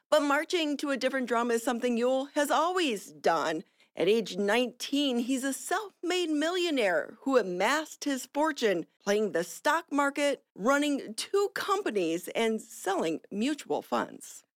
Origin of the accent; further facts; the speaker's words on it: Ohio, United States; I'm from Ohio, a blue color family